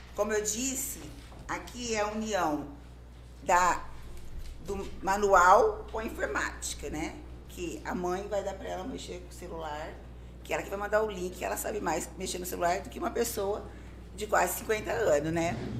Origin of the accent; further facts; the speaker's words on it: Pontal, São Paulo, Brazil; moved away as an adult; now in Sertãozinho, Brazil; eu sou pontalense, nasci em Pontal. Vivi minha vida praticamente inteira em Pontal. Fazem seis anos que eu moro aqui em Sertãozinho